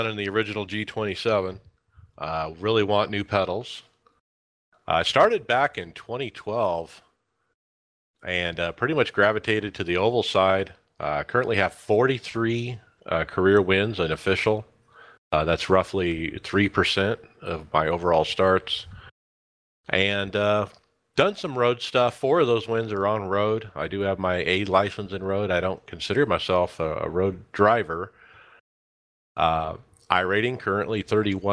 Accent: Gilbert, Arizona, United States; I'm from Gilbert, Arizona, 44 years old.

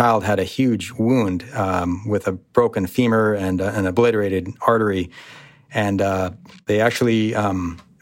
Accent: United States; born or raised there

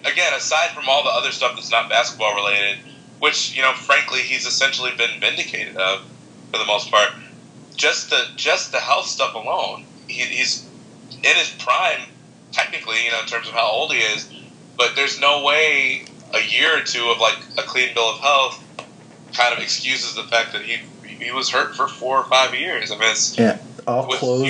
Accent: Chicago, Illinois, United States; I'm from Chicago

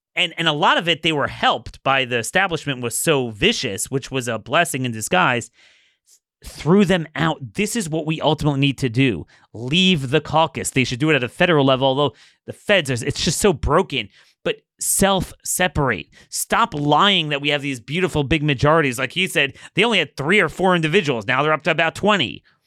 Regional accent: Maryland, United States; I'm from Maryland.

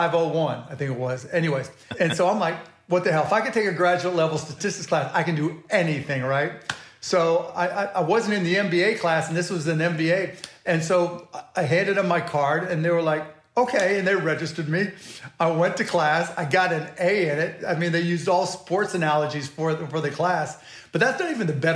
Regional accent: Pittsburgh, Pennsylvania, United States; also born or lived in Scott Township, Pennsylvania / Mount Lebanon, Pennsylvania; I was born in Pittsburgh, Pennsylvania, Squirrel Hill, and then moved to Birdland and Scott Township, then Mount Lebanon

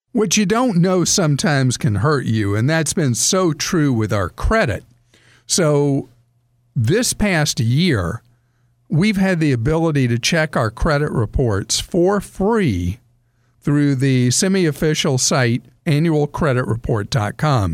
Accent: the South, United States; I grew up in the South, I still live in the South

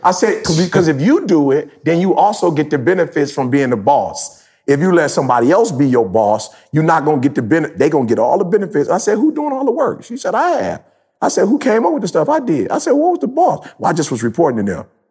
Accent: Detroit, Michigan, United States; I'm from Detroit

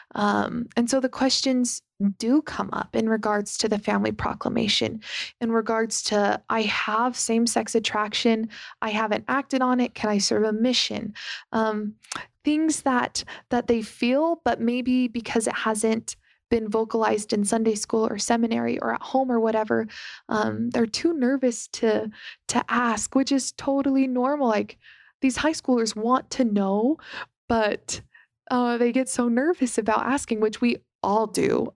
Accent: Las Vegas, Nevada, United States; growing up in Las Vegas

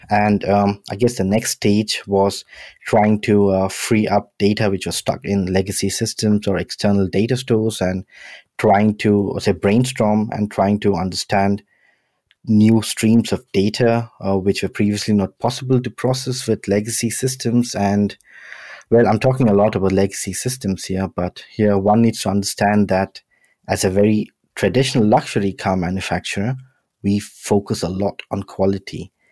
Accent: Mumbai, Maharashtra, India; also born or lived in London, United Kingdom; now in Stuttgart, Germany; I was born in Bombay, Uh, did most of my education in London, and now I'm living in Stuttgart

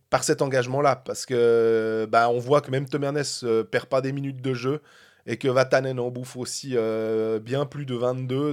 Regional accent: Switzerland; on est de Suisse

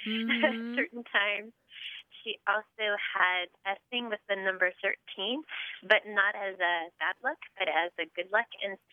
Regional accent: San Diego, California, United States; I'm from San Diego, but I'm actually in D.C. today.

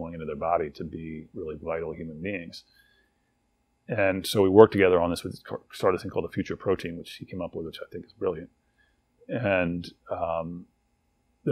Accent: Washington, District of Columbia, United States; also born or lived in College Park, Maryland; I grew up in Washington, D.C., and in College Park, Maryland.

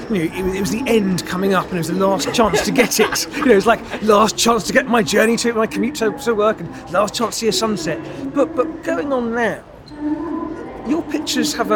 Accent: London, United Kingdom; As a geographer and as a Londoner

